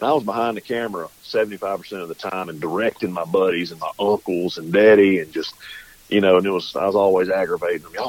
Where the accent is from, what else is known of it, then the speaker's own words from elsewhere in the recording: Centerville, Mississippi, United States; we were raised in Southwest Mississippi.